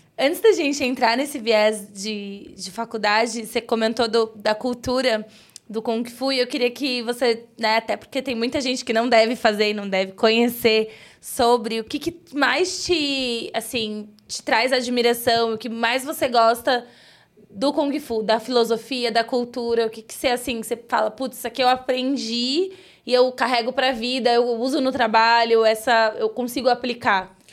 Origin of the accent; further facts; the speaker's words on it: São Paulo, Brazil; now in Osasco, Brazil; Eu moro em Osasco, mas sou cria do Grajaú